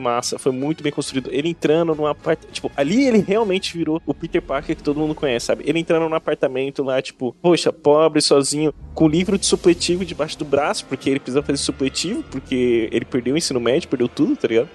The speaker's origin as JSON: {"language": "Portuguese", "country": "Brazil", "said": "Eu sou brasileiro"}